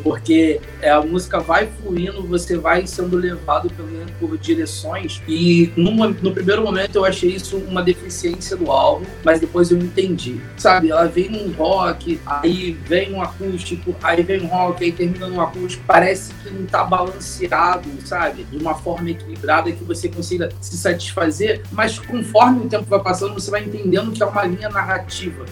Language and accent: Portuguese; Rio de Janeiro, Brazil; eu sou do Rio de Janeiro